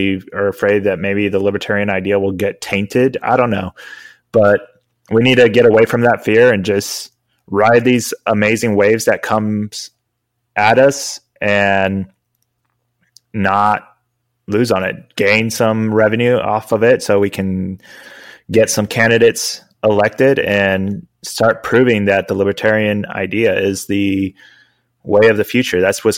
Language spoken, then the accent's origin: English; Spain; I grew up outside of the country. I grew up in Spain, and we had universal healthcare